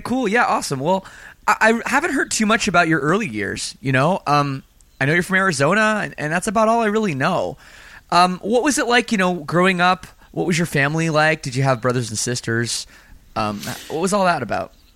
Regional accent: Canada; I'm from Canada too

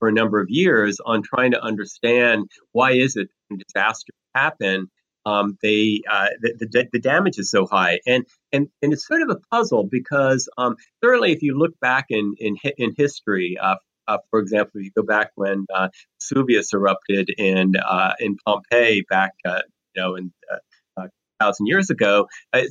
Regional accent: South Florida, United States; moved away; I grew up in South Florida

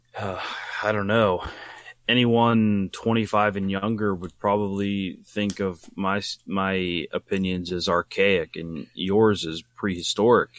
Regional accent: Wheeling, West Virginia, United States; they came to my hometown, Wheeling, West Virginia

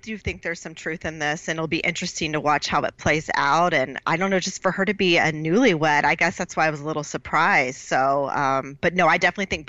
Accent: Dallas, Texas, United States; Born and raised here.

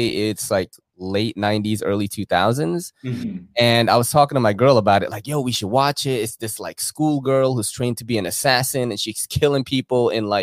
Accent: New York City, New York, United States; also born or lived in Philippines / Brooklyn, New York; now in Bronx, New York, United States; all my friends were Korean because I grew up in Woodside, right? And Woodside in Queens is like mad Korean

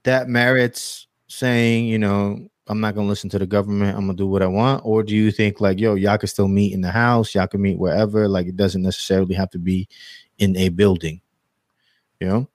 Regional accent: United States; we're American

